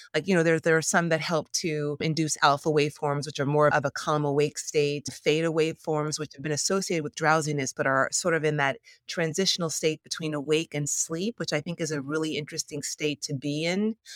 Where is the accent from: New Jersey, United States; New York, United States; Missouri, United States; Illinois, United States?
New York, United States; New York City; I'm a New Yorker